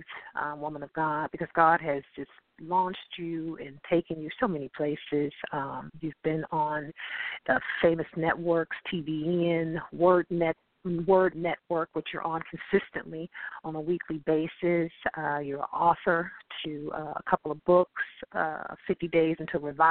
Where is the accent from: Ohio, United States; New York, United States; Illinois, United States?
Ohio, United States; Akron; I myself, born and raised in Akron, Ohio